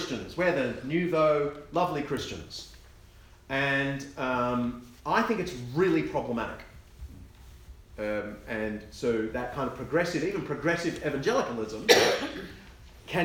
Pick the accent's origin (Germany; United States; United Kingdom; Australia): Australia; I'm Australian, and so you just have to forgive me for you know, having convict heritage